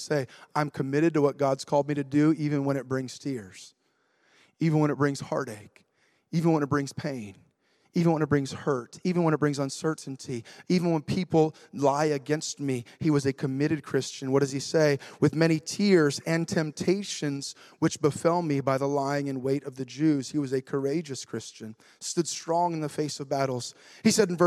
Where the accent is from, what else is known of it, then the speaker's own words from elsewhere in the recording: United States; I'm a patriotic American